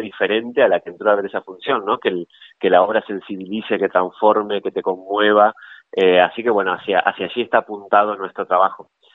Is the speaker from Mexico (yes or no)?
no; Gualeguay, Entre Ríos, Argentina; nosotros somos de Entre Ríos, de la ciudad de Gualeguay